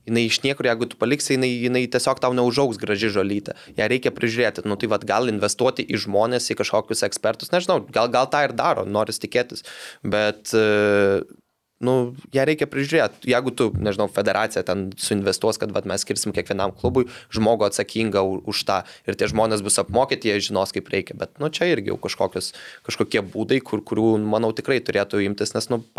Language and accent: Lithuanian; Lithuania